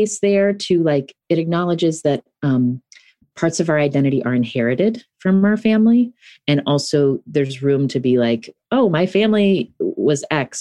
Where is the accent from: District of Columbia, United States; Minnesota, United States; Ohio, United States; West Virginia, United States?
West Virginia, United States; moved away; I'm someone who lives far away from where I grew up in a place where I think of as home. I grew up in West Virginia.